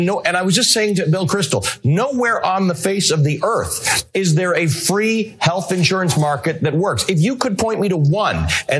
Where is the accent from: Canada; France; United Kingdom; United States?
Canada; I grew up in Canada. I live in Canada. My entire family's in Canada.